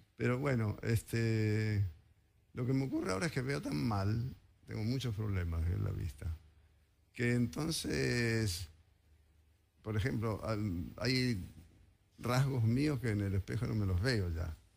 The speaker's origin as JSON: {"language": "Spanish", "region": "Mendoza", "country": "Argentina", "tie": "born or raised there", "moved": "yes", "lives_now": "Buenos Aires, Argentina", "said": "yo soy mendocino y cuando era chico"}